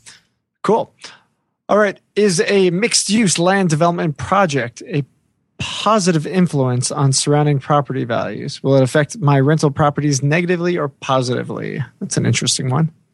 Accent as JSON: {"language": "English", "region": "New York", "country": "United States", "tie": "born or raised there", "moved": "yes", "said": "my home state from growing up"}